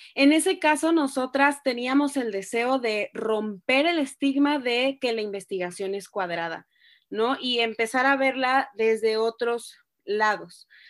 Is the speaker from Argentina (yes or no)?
no; Ciudad del Carmen, Campeche, Mexico; also born or lived in Reynosa, Tamaulipas; now in Mexico City, Mexico; nací en Reynosa, Tamaulipas, crecí en Ciudad del Carmen, Campeche y ahora vivo en la Ciudad de México.